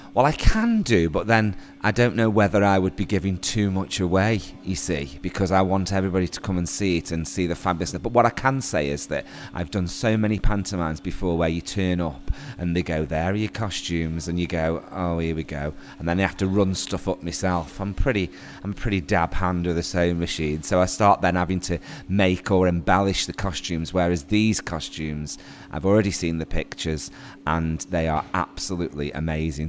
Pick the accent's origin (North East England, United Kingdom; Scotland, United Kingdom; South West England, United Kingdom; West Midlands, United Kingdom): West Midlands, United Kingdom; Stoke-on-Trent; I'm a local actor. Nice to be able to do a theatre production actually in my hometown